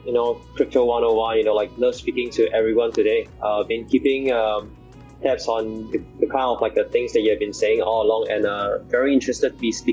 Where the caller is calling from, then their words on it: Singapore; I'm calling in today from Singapore.